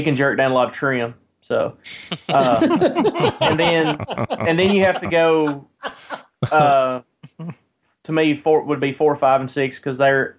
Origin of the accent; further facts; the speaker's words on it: Kentucky, United States; No, I'm from Kentucky.